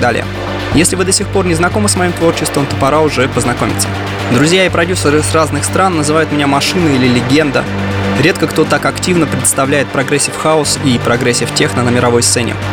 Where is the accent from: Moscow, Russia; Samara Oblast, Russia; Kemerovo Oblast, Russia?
Kemerovo Oblast, Russia; Kemerovo; now in Saint Petersburg, Russia; Я родился в Сибири, в городе Кемерово, а сейчас проживаю и выступаю в Санкт-Петербурге